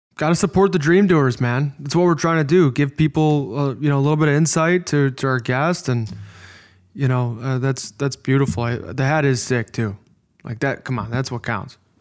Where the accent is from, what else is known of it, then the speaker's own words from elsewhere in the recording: Midwest, United States; accent: Midwest; my Midwest accent